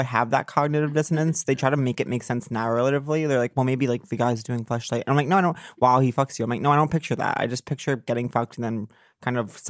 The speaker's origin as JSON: {"language": "English", "town": "Northport", "region": "New York", "country": "United States", "tie": "born or raised there", "said": "my hometown of Northport, New York"}